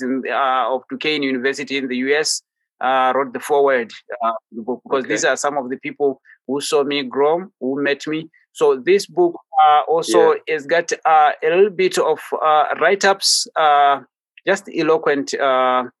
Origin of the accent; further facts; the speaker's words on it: Botswana; I'm in Botswana. That's my country. That's my home country. That's where I was born, and this is where I paint from